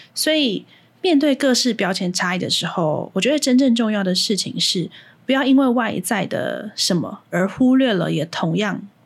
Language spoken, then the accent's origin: Chinese; Hsinchu, Taiwan; also born or lived in Taipei; 我是新竹人，然后每天，就是小学一到六年级每天都是新竹、台北通勤